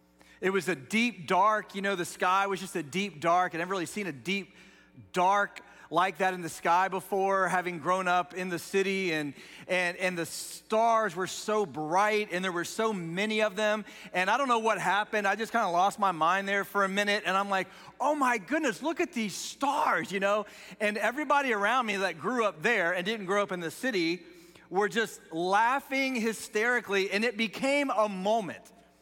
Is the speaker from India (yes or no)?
no; Dayton, Ohio, United States; So I grew up just outside of Dayton, Ohio, which isn't a huge city, but it's definitely not the country.